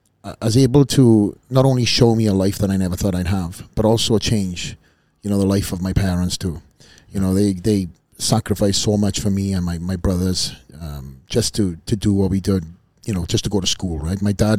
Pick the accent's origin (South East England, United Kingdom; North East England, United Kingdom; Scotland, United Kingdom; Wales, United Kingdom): Wales, United Kingdom; I'm a kid from Wales. I come from a small little town.